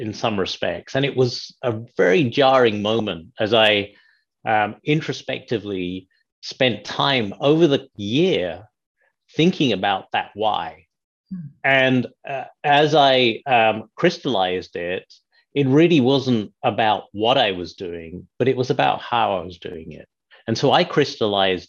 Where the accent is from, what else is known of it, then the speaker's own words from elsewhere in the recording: United Kingdom; moved away as an adult; now in Chicago, United States; I was born and raised in the United Kingdom.